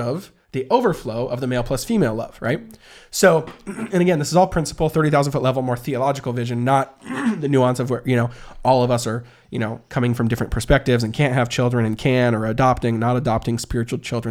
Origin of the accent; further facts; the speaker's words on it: the Northwest, Pacific Northwest, United States; also born or lived in Portland; We're from the Northwest.